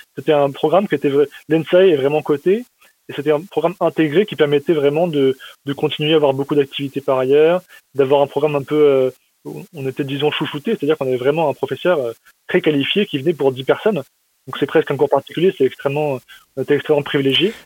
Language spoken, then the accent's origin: French; Metz, Grand Est, France; j'ai grandi à Metz, c'est euh, dans l'est de la France